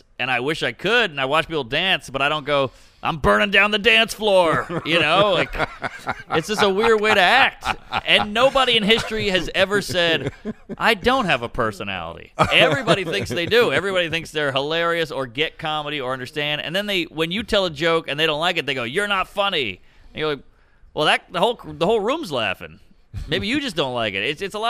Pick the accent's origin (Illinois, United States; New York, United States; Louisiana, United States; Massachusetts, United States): Louisiana, United States; New Orleans; I went to public school. I mean, I was the token cracker, whatever. I grew up in Treme. It was a black neighborhood, whatever.